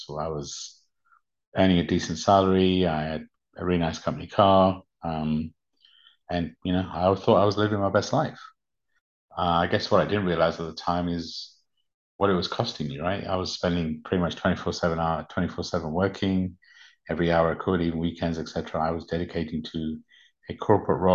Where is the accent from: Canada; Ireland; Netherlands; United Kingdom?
United Kingdom; born or raised there; English is a second language; also born or lived in Uganda